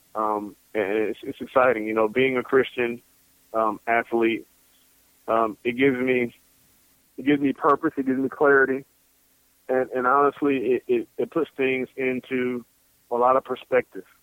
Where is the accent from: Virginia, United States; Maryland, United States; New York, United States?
Virginia, United States; Norfolk; I was born in Norfolk, Virginia